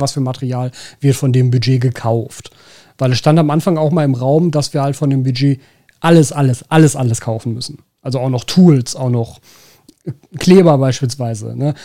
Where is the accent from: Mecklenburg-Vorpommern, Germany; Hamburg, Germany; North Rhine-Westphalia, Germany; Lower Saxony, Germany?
North Rhine-Westphalia, Germany; Ruhr area; accent: Ruhrpott; first language German; das Ruhrpott kein Verständnisproblem erzeugt